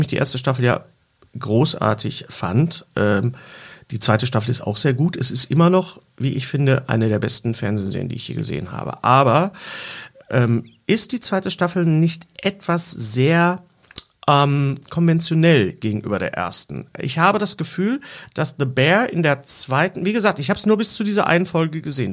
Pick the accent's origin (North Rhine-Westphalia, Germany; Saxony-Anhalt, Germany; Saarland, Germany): North Rhine-Westphalia, Germany; Bochum; ich bin ja in Bochum Leer aufgewachsen